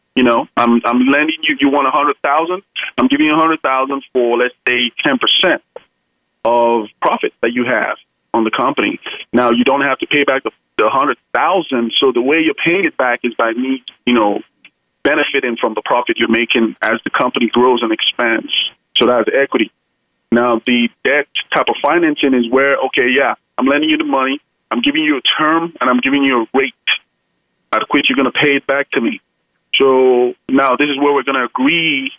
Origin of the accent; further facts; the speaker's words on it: Nigeria; now in United States; I'm from originally from Nigeria, but uh, of course, I'm, I'm an American citizen now